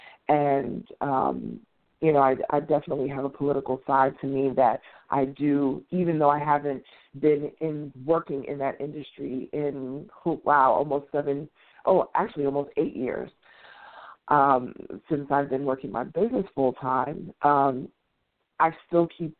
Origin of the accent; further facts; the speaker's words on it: New York City, New York, United States; also born or lived in Washington, D.C. / Atlanta metro area; now in Atlanta, United States; I'm originally from New York City, and I, of course, that's where I grew up